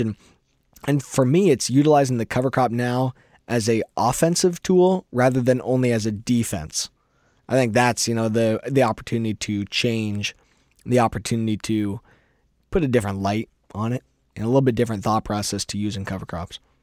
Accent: Iowa, United States; I'm a farmer from Iowa.

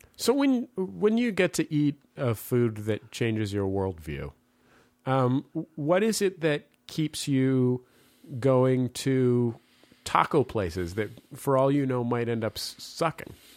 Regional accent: San Francisco, California, United States; I'm from San Francisco

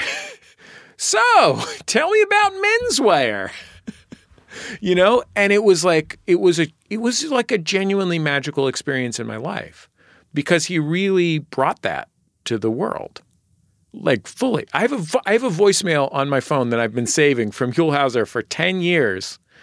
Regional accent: San Francisco, California, United States; now in Los Angeles, United States; I'm from San Francisco

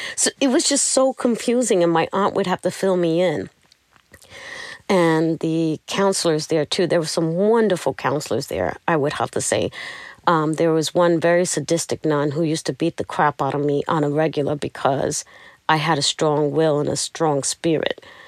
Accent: New York City, New York, United States; I'm from Brooklyn

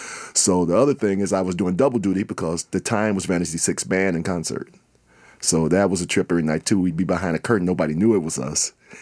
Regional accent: Minnesota, United States; Minnesota musician for over 40 years around here. I've been lucky to be national with it, but... And I'm from the North Side.

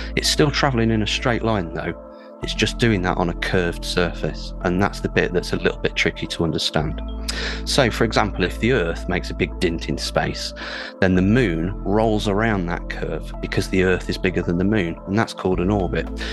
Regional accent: United Kingdom; an astrophysicist from the UK

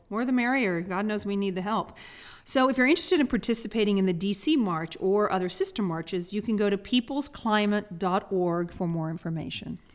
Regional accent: the South, United States; I'm from the South

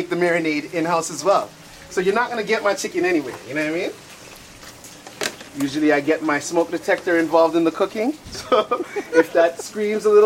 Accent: Toronto, Ontario, Canada; I'm from Regent Park, you know, so I got ghetto love in my heart

